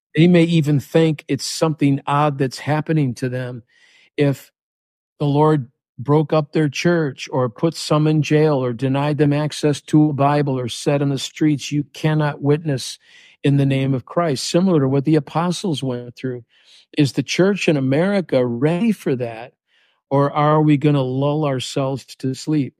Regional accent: Chicago, Illinois, United States; now in South Florida, United States; I'm from Chicago

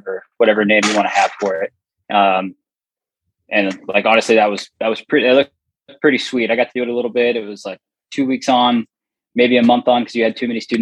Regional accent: California, United States; moved away; my hometown in California

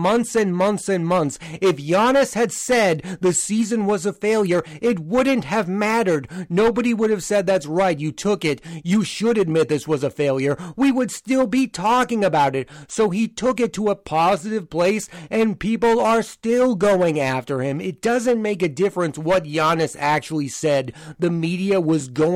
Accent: Boston, Massachusetts, United States; I am from the Boston area

